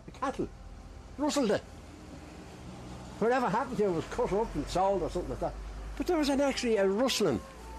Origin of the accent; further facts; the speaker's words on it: Dublin, Leinster, Ireland; I was born in Summer Hill.